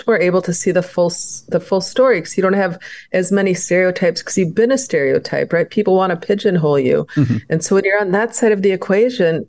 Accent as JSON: {"language": "English", "town": "St. Cloud", "region": "Minnesota", "country": "United States", "tie": "born or raised there", "also_born_or_lived": "Paynesville, Minnesota", "said": "I grew up in St. Cloud before we moved to Painesville in 76"}